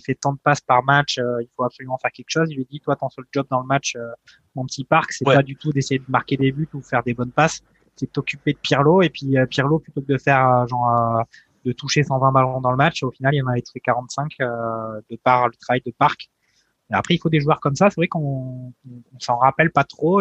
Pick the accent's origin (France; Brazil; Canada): France; on est français